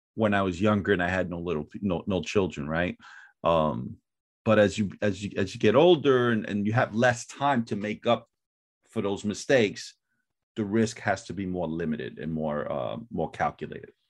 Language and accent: English; New York City, New York, United States; I'm originally from Brooklyn, New York, uh, Fort Greene, Brooklyn